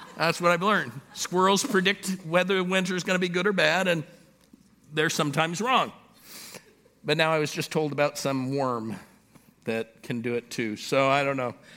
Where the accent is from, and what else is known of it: Los Angeles, California, United States; born or raised there; now in Pittsburgh, United States